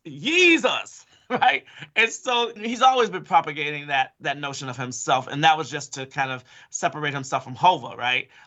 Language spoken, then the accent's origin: English; Chicago, Illinois, United States; I'm from Chicago.